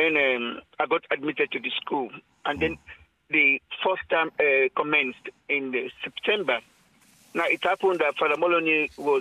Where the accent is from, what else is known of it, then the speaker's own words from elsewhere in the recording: Sierra Leone; when I was growing up in Sierra Leone